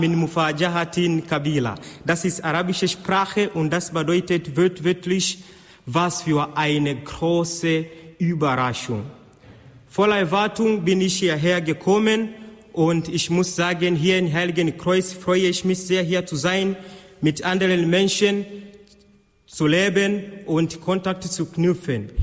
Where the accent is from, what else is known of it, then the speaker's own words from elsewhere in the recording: Tanzania; now in Austria; Ich komme aus Tansania